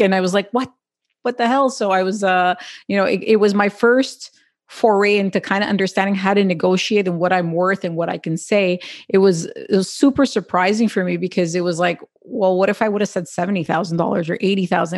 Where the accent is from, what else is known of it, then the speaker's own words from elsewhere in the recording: Quebec, Canada; I'm born and raised in Canada